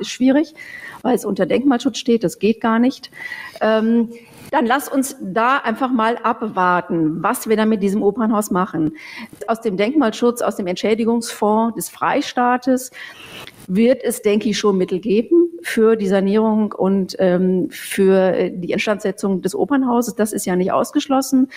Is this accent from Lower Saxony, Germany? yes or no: no; Bochum, North Rhine-Westphalia, Germany; moved away as an adult; now in Nuremberg, Germany; ich komme ja eigentlich aus dem Ruhrgebiet, aus Bochum